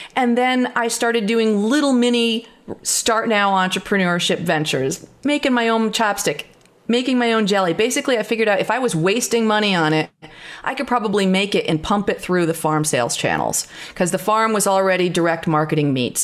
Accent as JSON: {"language": "English", "area": "northern Catskills", "region": "New York", "country": "United States", "tie": "born or raised there", "said": "I had grown up on a farm, as you said, on, in the northern Catskills"}